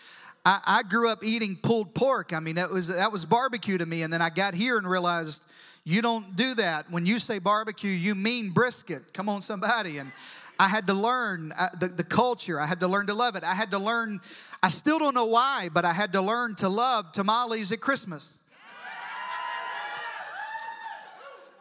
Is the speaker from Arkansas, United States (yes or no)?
yes; Southeast Arkansas, United States; moved away as an adult; also born or lived in Deep South; now in Texas, United States; I was born in Southeast Arkansas